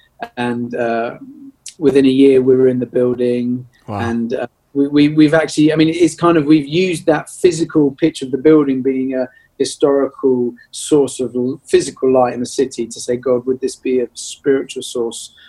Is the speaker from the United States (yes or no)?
no; Birmingham, West Midlands, United Kingdom; also born or lived in London; I grew up in Birmingham